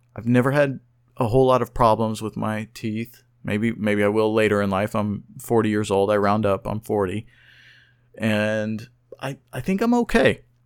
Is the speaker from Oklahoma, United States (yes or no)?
yes; Oklahoma City, Oklahoma, United States; I was born and raised in Oklahoma City, Oklahoma